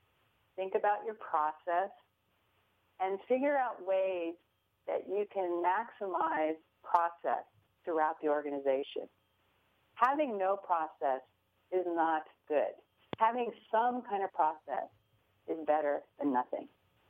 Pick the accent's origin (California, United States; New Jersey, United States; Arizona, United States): California, United States; San Francisco; now in Des Moines, United States; even though I'm a transplant from San Francisco, it's just wonderful to be in Des Moines, Iowa.